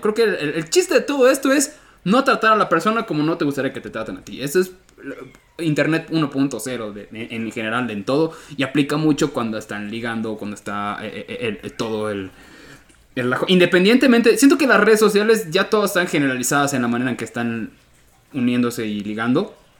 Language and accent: Spanish; Yucatán, Mexico; yo como yucateco